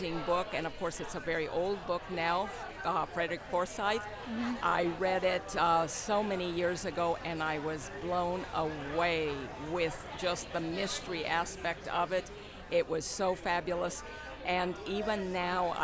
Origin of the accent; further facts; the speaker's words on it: Mexico; first language Spanish; English is a second language; moved away; I was born in Mexico and grew up in Mexico, and Spanish was my native language.